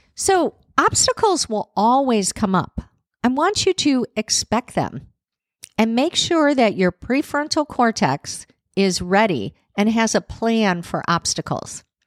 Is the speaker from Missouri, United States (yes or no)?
no; Chicago, Illinois, United States; now in Nashville, United States; I'm one of those people that actually loved growing up in Chicago with the cold winters.